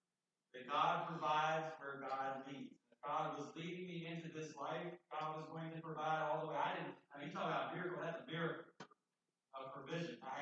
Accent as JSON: {"language": "English", "town": "Summit Point", "region": "West Virginia", "country": "United States", "tie": "born or raised there", "said": "just right nearby where I grew up in Summit Point, 5 miles apart"}